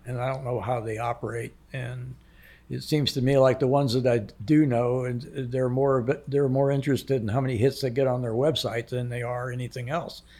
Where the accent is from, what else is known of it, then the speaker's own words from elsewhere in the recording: Islamorada, Florida, United States; I grew up in, on Lower Matacumbie